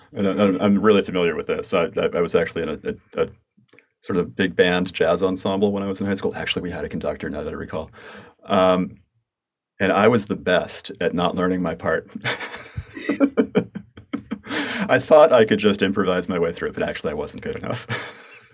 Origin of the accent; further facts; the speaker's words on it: United States; accent: American; in my American accent